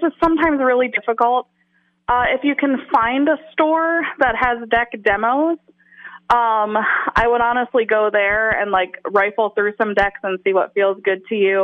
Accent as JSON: {"language": "English", "region": "the South", "country": "United States", "tie": "born or raised there", "moved": "yes", "said": "I was a white person growing up in the South in the closet. When I went into the world and I didn't live there anymore"}